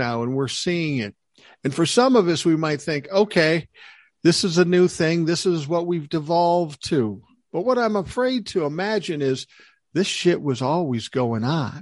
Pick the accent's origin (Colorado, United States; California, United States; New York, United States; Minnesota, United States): Minnesota, United States; Minneapolis; where I grew up in South Minneapolis